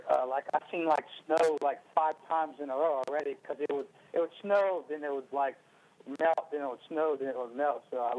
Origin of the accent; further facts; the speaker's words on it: South Carolina, United States; now in Ohio, United States; I'm living right now in Ohio, but I am from South Carolina originally.